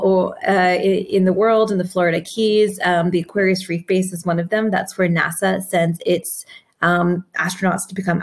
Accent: Canada; I was growing up in Canada

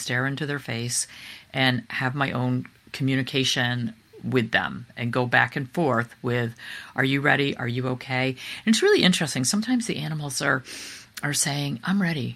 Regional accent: East Coast, United States; we're from the East Coast

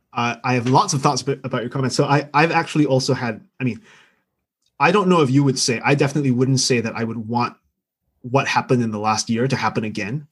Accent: Singapore; now in London, United Kingdom; I'm Singaporean by birth. I grew up there

